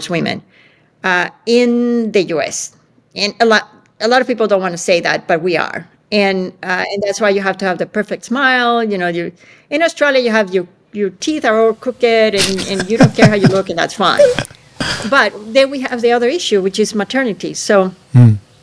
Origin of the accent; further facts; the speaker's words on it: Venezuela; moved away; I grew up in Venezuela where women could do everything.